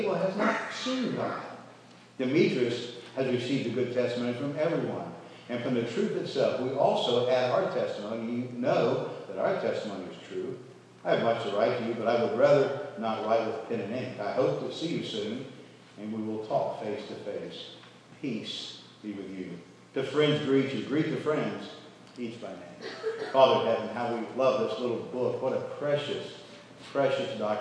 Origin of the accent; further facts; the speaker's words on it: United States; I'm an American